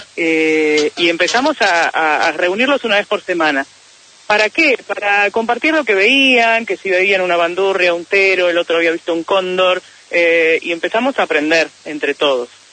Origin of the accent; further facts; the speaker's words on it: Neuquén, Argentina; yo soy de Neuquén